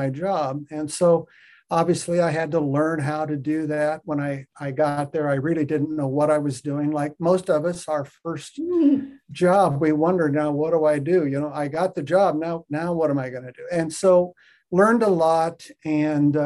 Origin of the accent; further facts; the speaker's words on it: Western Nebraska, United States; I was raised in Western Nebraska on a farm